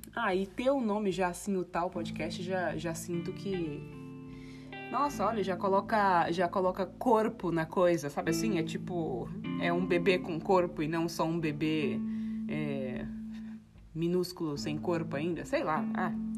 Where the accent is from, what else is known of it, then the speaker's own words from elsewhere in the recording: Guarulhos, São Paulo, Brazil; now in Ubatuba, Brazil; cresci em Guarulhos, ali no Tabuão